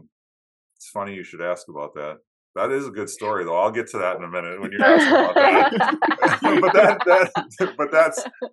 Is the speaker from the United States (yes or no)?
yes; Upper Peninsula of Michigan, United States; now in Wisconsin, United States; I grew up in Upper Michigan